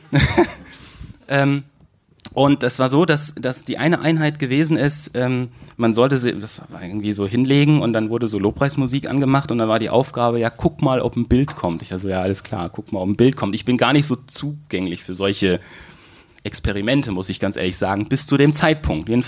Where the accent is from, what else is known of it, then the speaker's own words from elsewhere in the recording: Manderbach, Hesse, Germany; born there; Ich komme gebürtig aus, aus Manderbach